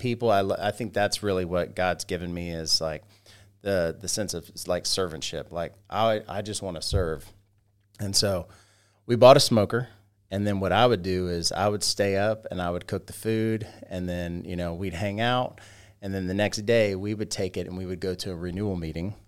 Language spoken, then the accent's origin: English; Roswell, Georgia, United States; also born or lived in Carrollton, Georgia / Sugar Hill, Georgia / Monroe, Georgia; I grew up in Roswell, Georgia